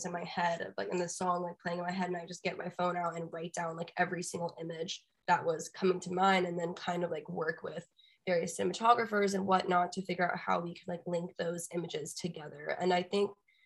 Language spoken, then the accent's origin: English; Austin, Texas, United States; the sound that I grew up in growing up in Austin